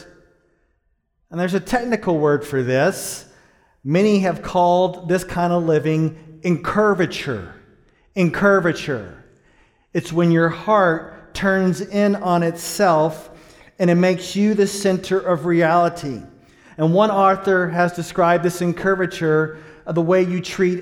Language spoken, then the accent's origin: English; Dallas, Texas, United States; I grew up in Dallas, Texas, in a place called Pleasant Grove.